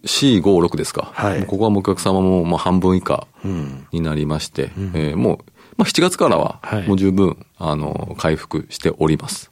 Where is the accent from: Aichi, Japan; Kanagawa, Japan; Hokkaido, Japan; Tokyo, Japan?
Aichi, Japan; 愛知県生まれで、愛知県で育ったんで